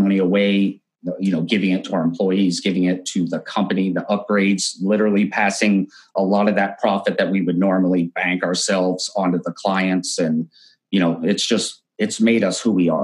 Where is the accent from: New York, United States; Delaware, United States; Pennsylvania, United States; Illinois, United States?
Pennsylvania, United States; also born or lived in Branson, Missouri; now in Las Vegas, United States; I was actually born and raised in Pennsylvania and then moved all over the US